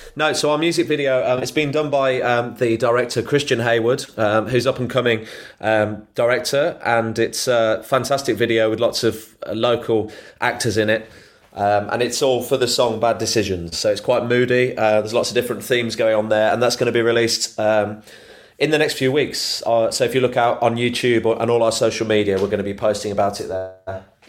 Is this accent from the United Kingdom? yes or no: yes; Solihull, West Midlands, United Kingdom; I'm originally from Solihull